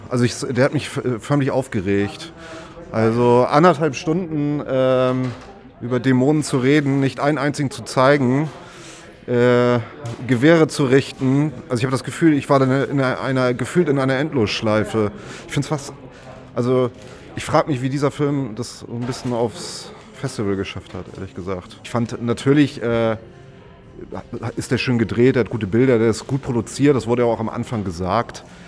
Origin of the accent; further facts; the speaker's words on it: Germany; als Deutsche